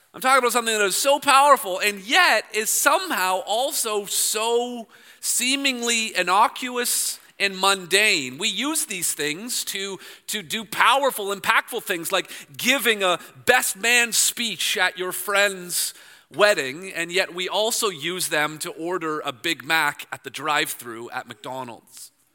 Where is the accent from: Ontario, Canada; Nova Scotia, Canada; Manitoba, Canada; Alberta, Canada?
Ontario, Canada; Toronto; I'm from Toronto